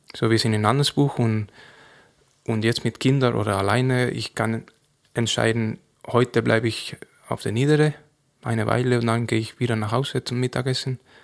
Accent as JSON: {"language": "German", "town": "Cazorla", "region": "Andalusia", "country": "Spain", "tie": "born or raised there", "also_born_or_lived": "Granada", "first_language": "Spanish", "second_language": "German", "moved": "as an adult", "lives_now": "Andelsbuch, Austria", "said": "wo ich geboren bin in Cazorla, im Winter ist es sehr kalt"}